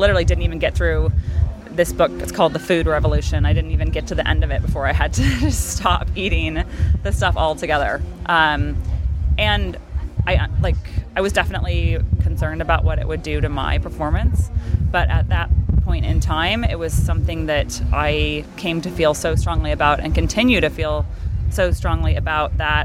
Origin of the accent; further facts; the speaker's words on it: Palos Verdes, California, United States; We got married by the ocean in my hometown in Palos Verdes